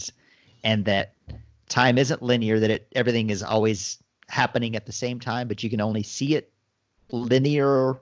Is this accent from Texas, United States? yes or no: yes; Texas, United States; We grew up in Texas